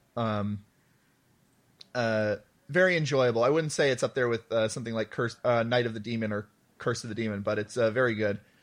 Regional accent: United States; as an American

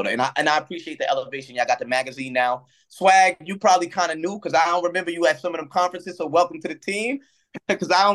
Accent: New York, United States; I'm from New York

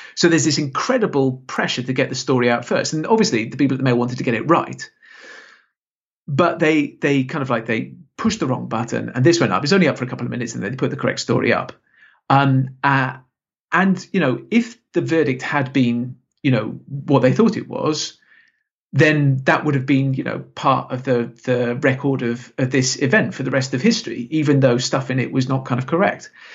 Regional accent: Salisbury, South West England, United Kingdom; moved away; it's actually my, my hometown

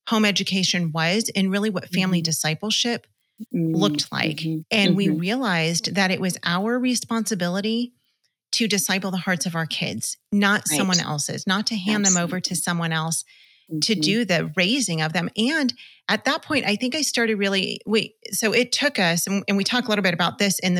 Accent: Los Angeles, California, United States; We're from Los Angeles, so we were in LA County

